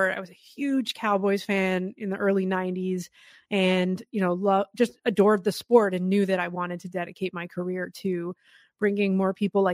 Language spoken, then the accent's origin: English; Canada; growing up in Canada, girls flag, touch, and tackle football is available to us